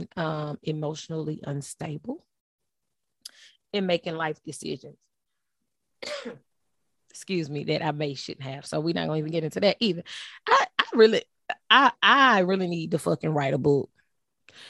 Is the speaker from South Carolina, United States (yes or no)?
yes; Ninety Six, South Carolina, United States; also born or lived in Port Arthur, Texas; in South Carolina, I was raised on Little Mountain Road